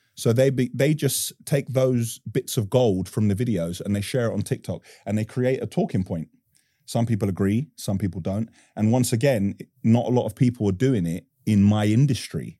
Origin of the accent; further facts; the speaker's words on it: London, United Kingdom; I'm born and raised in Northwest London